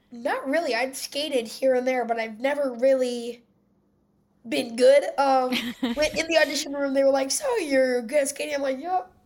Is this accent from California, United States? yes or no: no; Philadelphia, Pennsylvania, United States; I'm from Philadelphia